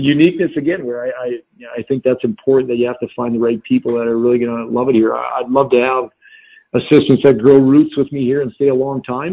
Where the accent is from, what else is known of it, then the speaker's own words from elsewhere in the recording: North Dakota, United States; moved away; I grew up in North Dakota.